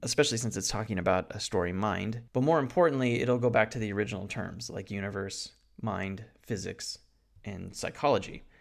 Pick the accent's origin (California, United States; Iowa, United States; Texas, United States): California, United States; Santa Clarita; my hometown of Santa Clarita in Valencia, New Hall